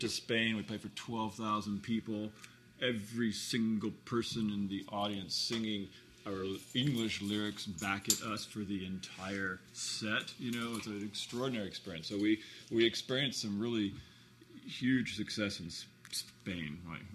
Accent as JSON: {"language": "English", "town": "Hermosa Beach", "region": "California", "country": "United States", "tie": "born or raised there", "said": "I grew up in Hermosa Beach and I was a boy in the 70s"}